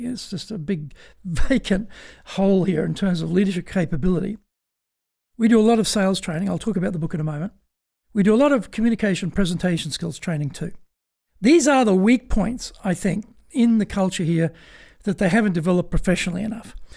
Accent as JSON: {"language": "English", "country": "Australia", "tie": "born or raised there", "moved": "as an adult", "lives_now": "Tokyo, Japan", "said": "as I was growing up in Australia"}